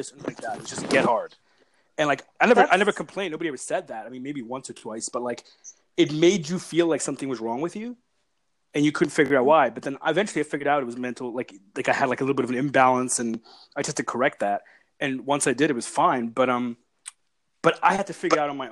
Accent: Pakistan; being a Pakistani

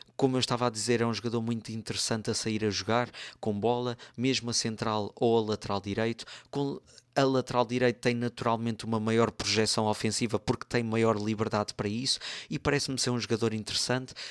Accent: Torres Vedras, Lisbon, Portugal; o Torriense porque é o clube da minha terra

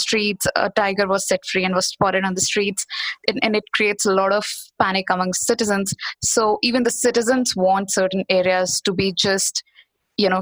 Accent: Bhopal, Madhya Pradesh, India; I'm in India. I'm in my hometown, Bhopal, which is the central part of the country.

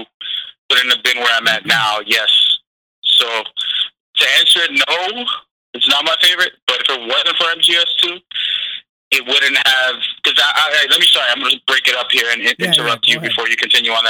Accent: New York City, New York, United States; I'm a New Yorker myself

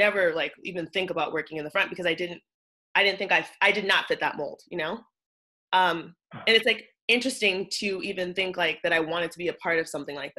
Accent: Pasadena, California, United States; moved away; also born or lived in Alhambra, California / New York City; I grew up in Pasadena, but my mom taught in this district called Alhambra, which is like what we say is like 20 minutes down the hill.

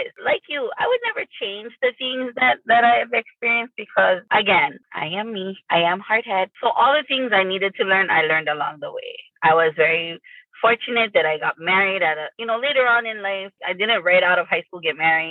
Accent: North Shore, Oahu, Hawaii, United States; I grew up in the North Shore on Oahu

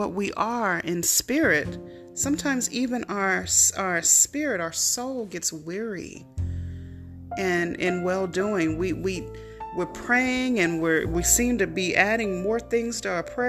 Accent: California, United States; also born or lived in Tulsa, Oklahoma; in California, in my home state, and one of the cities I used to live in, Tulsa, Oklahoma

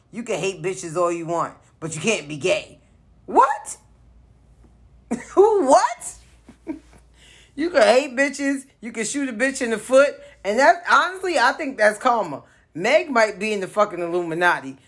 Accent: New York City, New York, United States; born and raised in the South Bronx in the late '80s

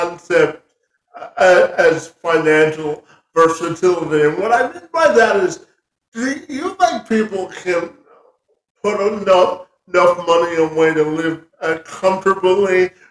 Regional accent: Canada; I was born and raised in Canada

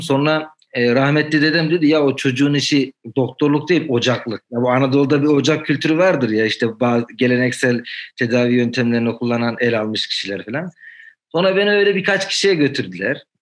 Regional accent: Demirci, Manisa, Turkey; ben e, Manisa'nın Demirci ilçesine bağlı bir köyde doğdum.

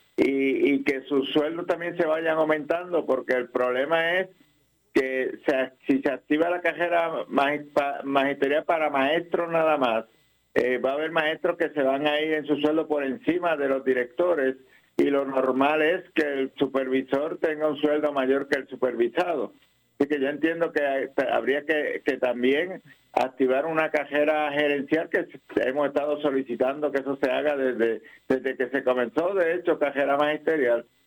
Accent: Puerto Rico; Nosotros como educadores puertorriqueños

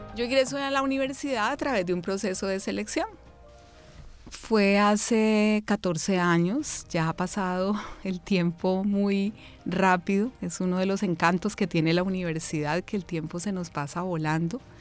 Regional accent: Cali, Valle del Cauca, Colombia; also born or lived in Bogotá; Soy de Bogotá, eh, pero soy hija de Cali porque realmente toda mi vivencia, me trajeron de meses, ha sido acá en la ciudad de Cali

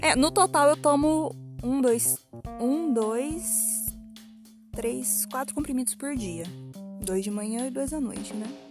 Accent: Matão, São Paulo, Brazil; eu sou de Matão, uma cidade de 90 mil habitantes e é muito pacato

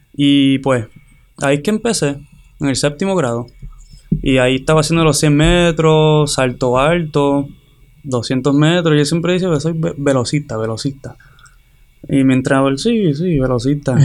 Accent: Hatillo, Puerto Rico; moved away as an adult; soy de Tío Puerto Rico

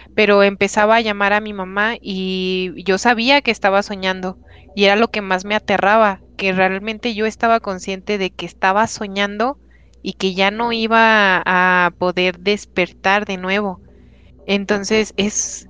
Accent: Mexico; nosotros como mexicanos en especial tenemos esto de la cultura del 2 de noviembre

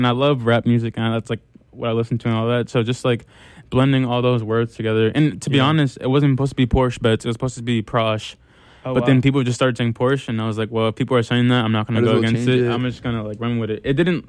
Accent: New York City, New York, United States; moved away; also born or lived in Amherst, Massachusetts / Los Angeles; being a New Yorker and being from Harlem

